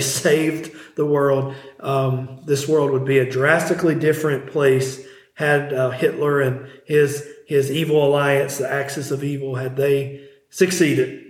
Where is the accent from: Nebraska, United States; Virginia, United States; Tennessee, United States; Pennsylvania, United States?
Virginia, United States; Abbs Valley; our little church that I grew up at in Abbs Valley